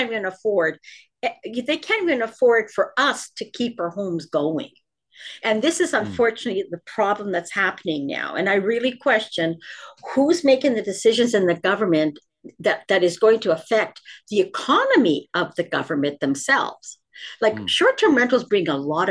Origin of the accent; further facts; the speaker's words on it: Ontario, Canada; I'm from Ontario